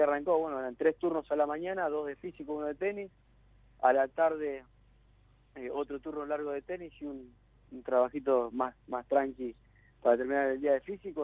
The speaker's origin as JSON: {"language": "Spanish", "town": "Venado Tuerto", "region": "Santa Fe", "country": "Argentina", "tie": "born or raised there", "also_born_or_lived": "Rufino", "said": "nosotros nacimos en Rufino, un pueblo chiquito, después al tiempito nos fuimos a vivir a Venado Tuerto"}